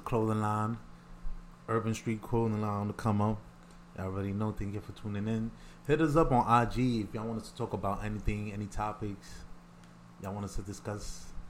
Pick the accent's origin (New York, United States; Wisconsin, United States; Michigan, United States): New York, United States; New York City; I'm from the Bronx